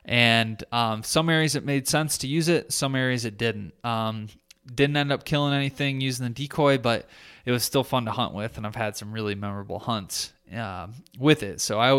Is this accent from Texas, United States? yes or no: no; Michigan, United States; like my home state of Michigan